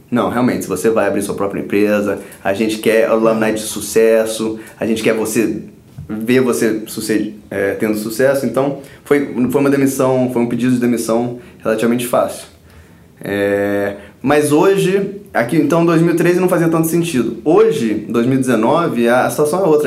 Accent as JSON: {"language": "Portuguese", "country": "Brazil", "tie": "born or raised there", "also_born_or_lived": "Stanford, United States", "said": "o país onde eu nasci. Eu amo esse país, eu amo o Rio"}